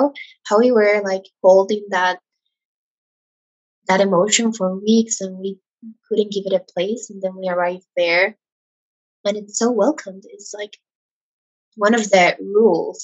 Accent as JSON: {"language": "English", "country": "Ecuador", "said": "I'm from Ecuador, and here in Latin America"}